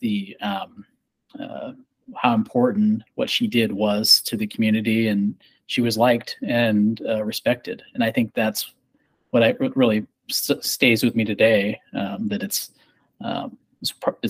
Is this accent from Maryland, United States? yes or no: no; Scottsbluff, Nebraska, United States; now in Omaha, United States; I was born in Omaha, Nebraska, raised in Scotts Bluff